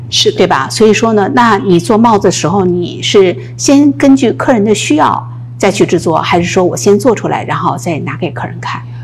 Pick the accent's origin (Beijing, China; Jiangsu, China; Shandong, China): Beijing, China; moved away as an adult; now in United States; 你知道我是一个北京人哈